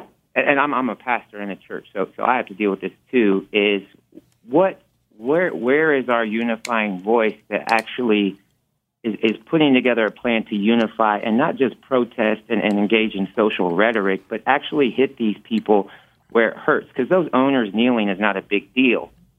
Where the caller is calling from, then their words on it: Indianapolis, Indiana, United States; I'm calling from Indianapolis, Indiana.